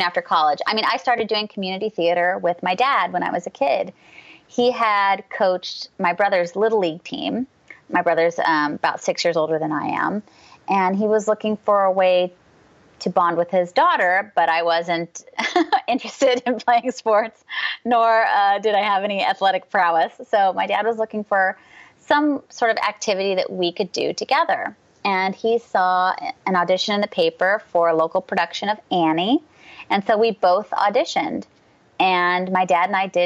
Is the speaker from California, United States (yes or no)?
yes; San Jose, California, United States; moved away; I grew up in San Jose, California. So I'm a California native